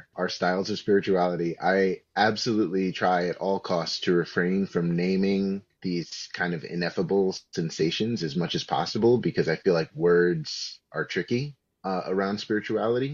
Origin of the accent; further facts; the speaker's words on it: New York City, New York, United States; I grew up in New York City